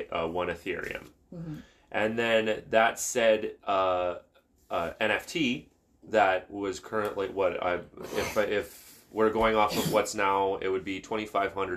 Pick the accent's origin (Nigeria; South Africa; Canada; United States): Canada; I'm a Canadian citizen